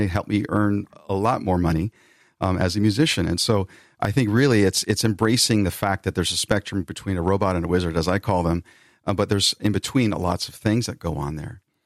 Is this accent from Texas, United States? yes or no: no; Bay Area near San Francisco, California, United States; I'm from the Bay Area near San Francisco